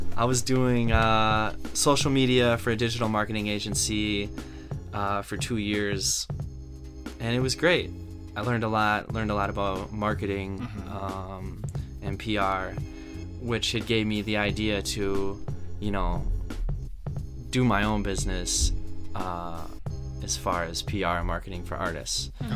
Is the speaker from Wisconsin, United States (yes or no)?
yes; Wisconsin, United States; moved away as an adult; now in New York, United States; my humble beginnings start in the Midwest, Wisconsin mm-hmm. specifically. Grew up there, went to college there